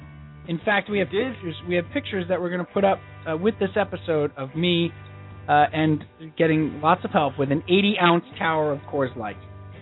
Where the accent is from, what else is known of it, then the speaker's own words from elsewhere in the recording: New York, United States; Okay, we all have Scott Muni impressions because we grew up in New York.